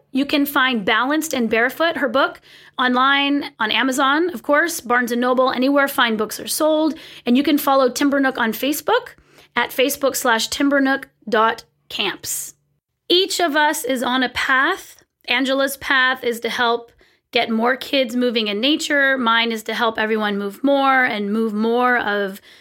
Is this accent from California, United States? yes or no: yes; California, United States; moved away as an adult; now in Pacific Northwest, United States; I'm from California. I had never really owned rain boots or winter gear my whole life. And then we moved to the Pacific Northwest